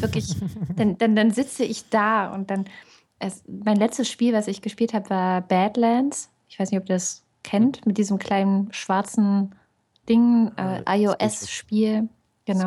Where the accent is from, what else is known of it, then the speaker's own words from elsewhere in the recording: East Germany, Germany; ich bin in der DDR geboren